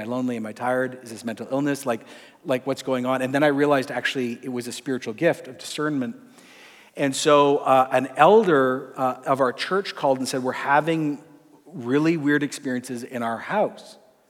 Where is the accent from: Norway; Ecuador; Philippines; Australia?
Ecuador; My parents were missionaries. I grew up in Ecuador in the 80s.